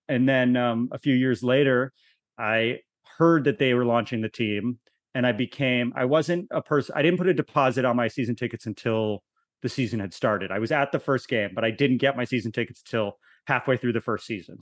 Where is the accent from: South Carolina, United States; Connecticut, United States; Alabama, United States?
Connecticut, United States; I grew up in Connecticut